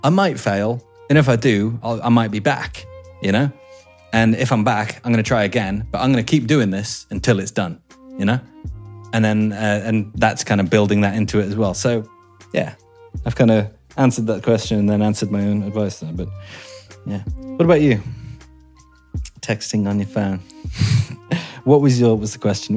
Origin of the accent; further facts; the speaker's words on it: England, United Kingdom; I'm English